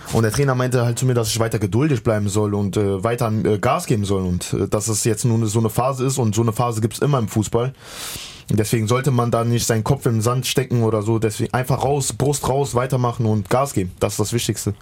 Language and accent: German; the West, western Germany, Germany; moved away as an adult; now in Halle, Germany; ich bin im Westen halt groß geworden und aufgewachsen und bis mein 20. Lebenjahr da gewesen